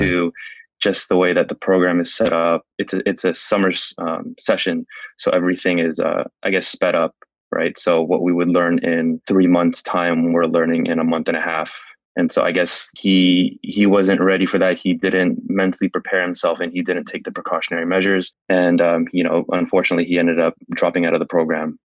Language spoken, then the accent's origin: English; San Francisco, California, United States; I was born and raised in San Francisco